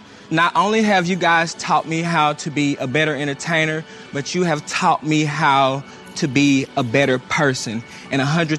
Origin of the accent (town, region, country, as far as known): United States; accent: country